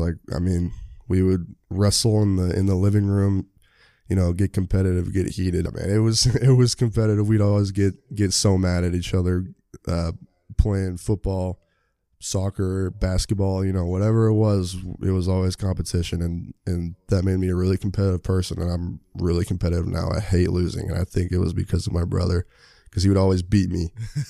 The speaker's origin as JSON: {"language": "English", "town": "Sammamish", "region": "Washington", "country": "United States", "said": "I'm from Sammamish, Washington, about 30 minutes outside of Seattle."}